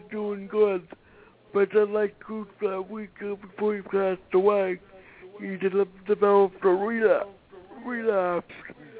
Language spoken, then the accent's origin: English; Uniondale, New York, United States; I'm from Uniondale, Long Island.